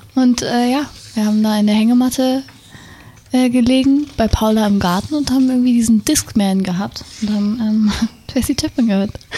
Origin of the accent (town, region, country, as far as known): Wendland, Lower Saxony, Germany; born or raised there; also born or lived in Berlin